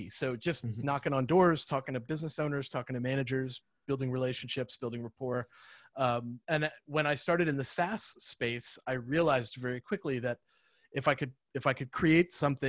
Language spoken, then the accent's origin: English; Miami, Florida, United States; now in East Tennessee, United States; I'm originally from Miami, Florida